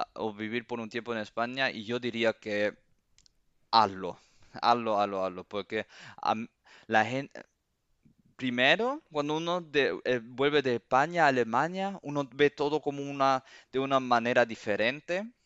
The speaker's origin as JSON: {"language": "Spanish", "country": "Cuba", "also_born_or_lived": "Seville, Spain", "moved": "yes", "said": "yo en mi, corazón soy cubano"}